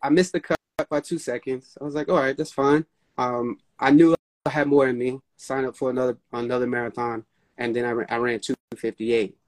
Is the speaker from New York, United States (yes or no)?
yes; New York City, New York, United States; I'm from New York, born and raised